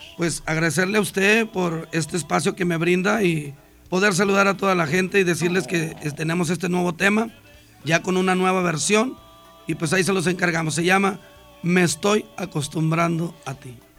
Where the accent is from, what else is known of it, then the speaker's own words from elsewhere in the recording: Ciudad Obregón, Sonora, Mexico; now in Monterrey, Mexico; yo nací en Ciudad Obregón, Sonora